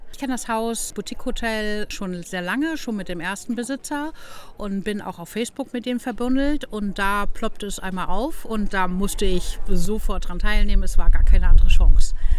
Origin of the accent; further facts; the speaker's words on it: Hamburg, Germany; now in Flensburg, Germany; ich bin geborene Hamburgerin und mich hat es verschlagen an die schöne Küste nach Flensburg und wohne jetzt auch hier